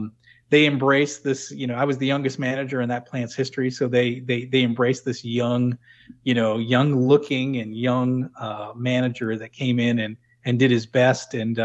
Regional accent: New England, United States; Well, to me, they spoke another language because I was from New England. I didn't quite understand what they were talking about.

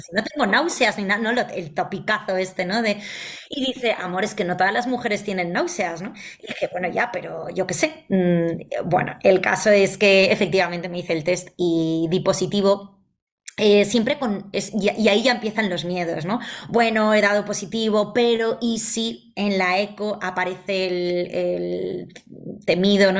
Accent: Valencia, Valencian Community, Spain; moved away as an adult; now in Madrid, Spain; yo soy de Valencia, pero llevo ya 12 años viviendo en Madrid

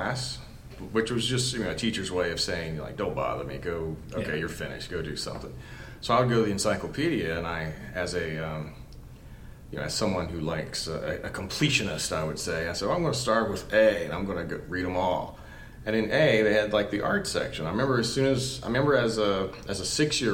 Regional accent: West Virginia, United States; I grew up in West Virginia, and it was super working class background

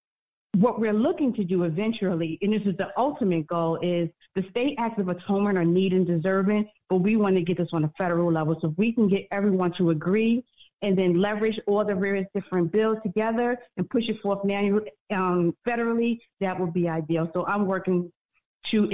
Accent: New York, United States; now in Florida, United States; I'm originally from New York, currently in Florida

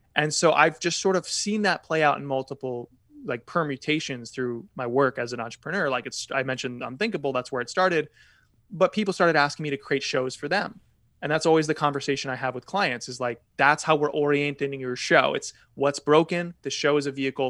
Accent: Connecticut, United States; I grew up in Connecticut

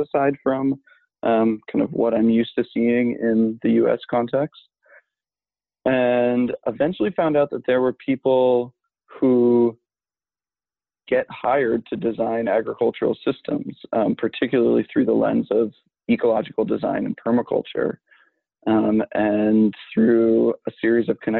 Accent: New England, United States; also born or lived in New York City; I'm culturally a New Yorker who grew up in New England. was born in the city, only lived there for a little bit, but raised by proud New Yorkers

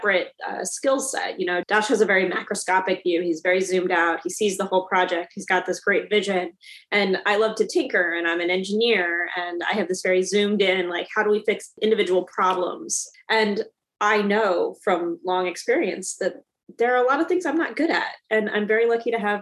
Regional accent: Richmond, Virginia, United States; I'm Richmond City through and through.

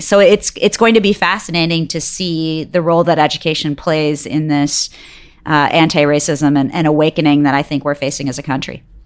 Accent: Detroit, Michigan, United States; also born or lived in Bangalore, India; I grew up in Detroit, and so it was in-state for me

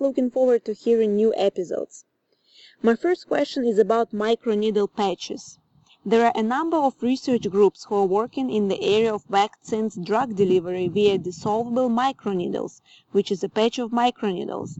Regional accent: Ukraine; now in Austin, United States; I'm originally from Ukraine, but I live in Austin, Texas now.

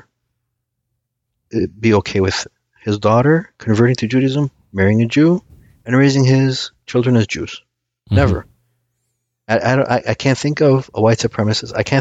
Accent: United States; first language Aramaic; English is a second language; I was born here. I was born here, but surprisingly, I didn't speak a word of English, or I shouldn't say a word, but I didn't speak English fluently until I started grade school

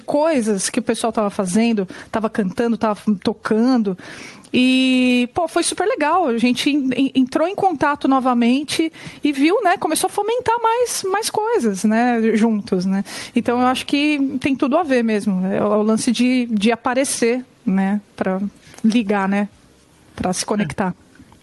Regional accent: São Bernardo do Campo, São Paulo, Brazil; eu sou do ABC Paulista, né, eu sou de São Bernardo.

